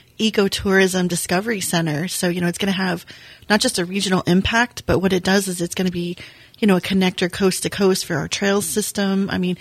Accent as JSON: {"language": "English", "region": "Virginia", "country": "United States", "tie": "born or raised there", "moved": "yes", "said": "So I was growing up in Virginia"}